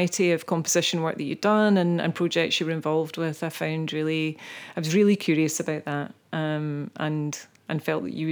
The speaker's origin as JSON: {"language": "English", "town": "Greenock", "region": "Scotland", "country": "United Kingdom", "tie": "born or raised there", "also_born_or_lived": "Isle of Iona", "said": "we were both born and brought up in Greenock"}